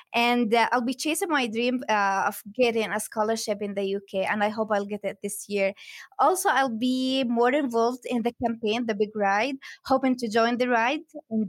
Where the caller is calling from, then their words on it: West Bank, Palestine; Well, I'm in Ramallah right now. I traveled from my village to my work today. It's like 10 minutes, 15 minutes away from Ramallah.